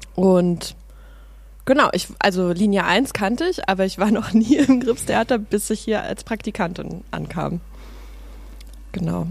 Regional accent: Berlin, Germany; also born or lived in Suhl, Thuringia; ich bin aber in Pankow in Berlin aufgewachsen, in Prenzlauer Berg

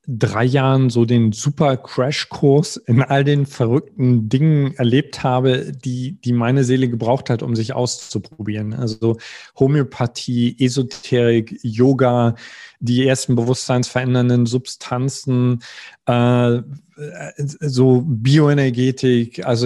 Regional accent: East Germany, Germany; Also ich, ich komme aus dem Osten, die äh, es war äh, die Wendezeit.

